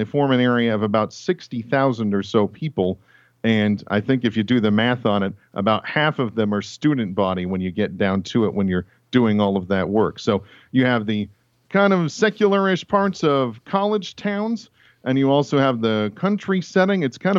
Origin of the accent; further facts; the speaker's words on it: Tacoma, Washington, United States; also born or lived in Nebraska; now in Moscow, United States; I grew up in Tacoma, Washington, was born and raised there, spent the first 18 years or so of my life there